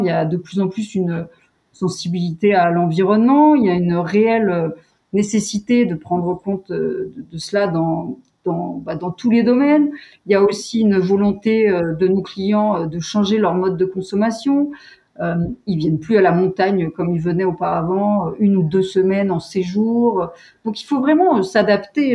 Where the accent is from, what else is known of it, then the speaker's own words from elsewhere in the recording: Val d'Isère, Auvergne-Rhône-Alpes, France; moved away as an adult; also born or lived in Bourg-Saint-Maurice / Grenoble; je suis née à Bourg-Saint-Maurice et j'ai grandi à Val d'Isère